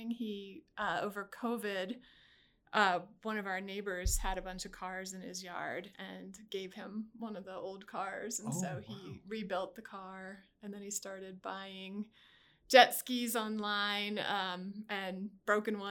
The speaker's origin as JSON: {"language": "English", "country": "United States", "tie": "born or raised there", "also_born_or_lived": "Pennsylvania / West Virginia", "moved": "as an adult", "lives_now": "Fort Collins, United States", "said": "I'm not originally from Fort Collins. I grew up in Pennsylvania and West Virginia."}